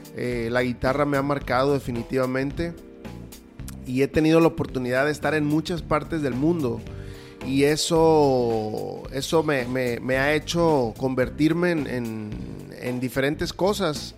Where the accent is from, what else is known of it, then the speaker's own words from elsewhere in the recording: Culiacán, Sinaloa, Mexico; soy un oriundo de Culiacán